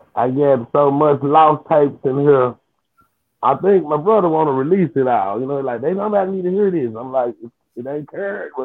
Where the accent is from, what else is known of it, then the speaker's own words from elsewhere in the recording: Memphis, Tennessee, United States; I really grew up in East Memphis